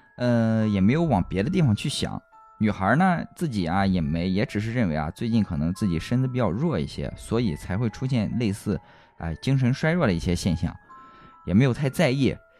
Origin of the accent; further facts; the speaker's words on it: Xuzhou, Jiangsu, China; 在我们徐州这边的这个北区